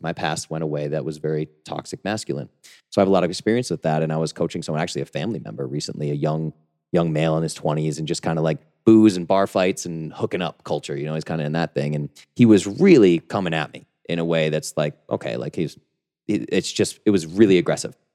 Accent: New England, United States; I grew up in New England, rough and tumble, boxer, M M A, powerlifter

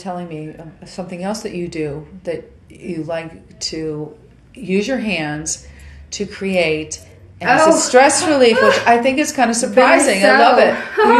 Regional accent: New York, United States; moved away as an adult; now in Nashville, United States; I'm from New York and I'm a Sagittarian and I never mean to be rude. And I realized moving here that there's a different cadence sometimes with speaking, and I have had to learn to speak a little slower.

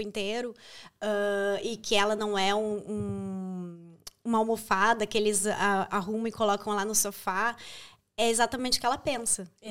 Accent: Brazil; moved away as an adult; now in Ireland

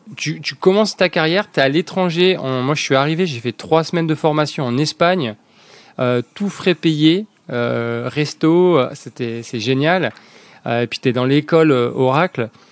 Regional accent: La Ciotat, Provence-Alpes-Côte d'Azur, France; also born or lived in Lorraine / Montpellier / Paris / Dublin; j'ai découvert la Ciotat. j'ai grandi à Ciotat

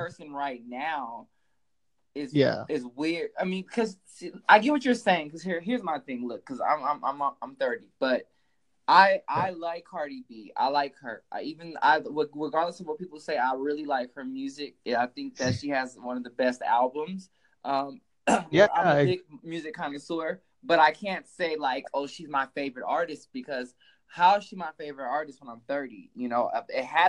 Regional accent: Long Beach, California, United States; I'm from Long Beach

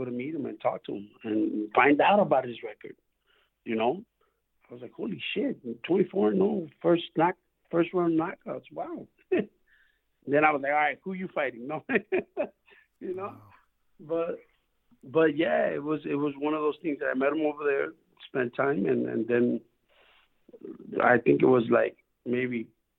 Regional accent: Chicago, Illinois, United States; I'm from Chicago

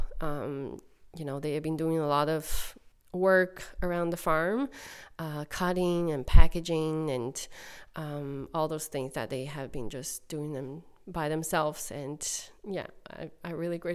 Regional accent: China; moved away as an adult; now in Cape Breton, Canada; I'm from China, and my city has over 5 million population

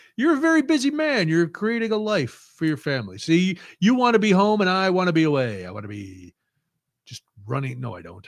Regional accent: United States; I'm American

